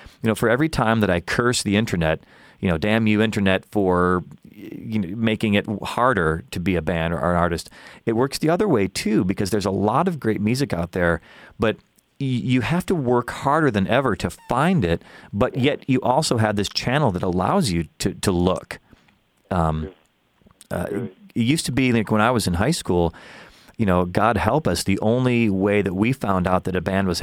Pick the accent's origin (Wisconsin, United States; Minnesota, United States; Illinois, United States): Illinois, United States; Chicago; my hometown of Chicago